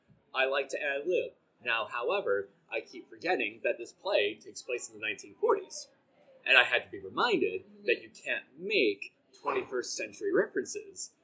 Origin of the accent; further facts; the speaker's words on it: Glenview, Illinois, United States; moved away as an adult; now in Chicago, United States; in Glenview, like, I'm from Grace Lake